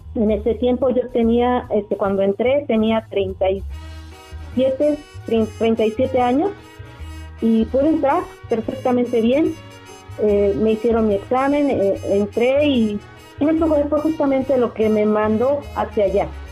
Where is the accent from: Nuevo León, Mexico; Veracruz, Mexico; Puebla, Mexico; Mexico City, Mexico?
Mexico City, Mexico; Yo nací en la Ciudad de México